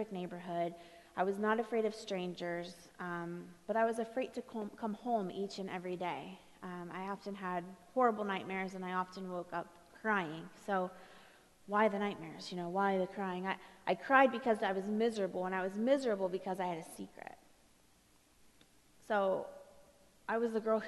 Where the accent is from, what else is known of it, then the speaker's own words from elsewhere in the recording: Ohio, United States; I come from Ohio, and the place I'm from, we had one street light